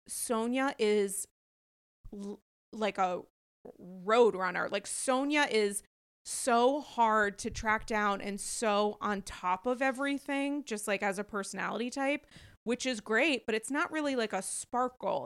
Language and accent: English; New York, United States; as a New Yorker